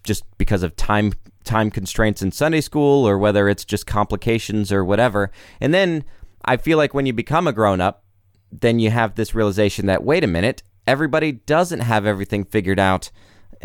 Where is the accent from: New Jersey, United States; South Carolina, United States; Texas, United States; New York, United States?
South Carolina, United States; now in Nashville, United States; my family lives in South Carolina